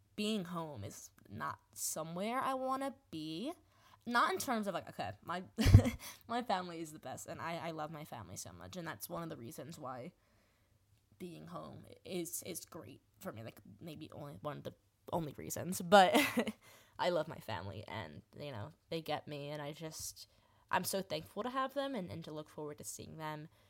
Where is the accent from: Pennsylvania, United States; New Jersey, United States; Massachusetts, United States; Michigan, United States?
New Jersey, United States; I am from New Jersey, born, born and raised